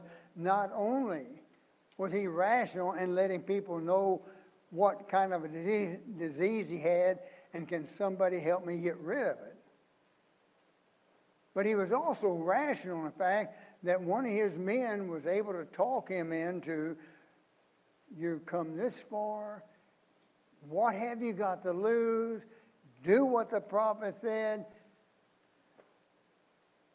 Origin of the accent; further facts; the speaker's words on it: Missouri, United States; I grew up just a few miles from the Mississippi, and I can guarantee you, if there is a muddier, dirtier river than the Mississippi, I'm from Missouri